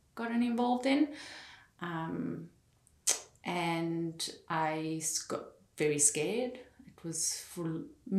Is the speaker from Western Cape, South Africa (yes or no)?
yes; Fish Hoek, Western Cape, South Africa; Fishhook in Cape Town